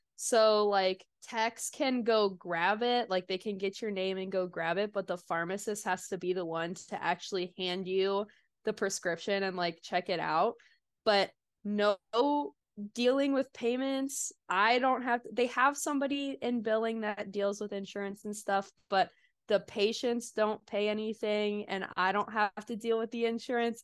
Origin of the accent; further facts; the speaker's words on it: Kansas City, United States; moved away as an adult; also born or lived in Des Moines, Iowa; now in Oklahoma, United States; I'm originally from Kansas City, but ended up going up north